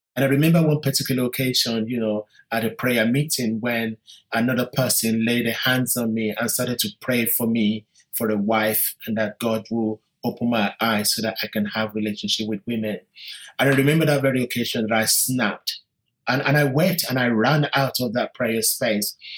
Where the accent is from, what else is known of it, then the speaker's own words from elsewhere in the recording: London, United Kingdom; British Nigerian. I was born in London in 1965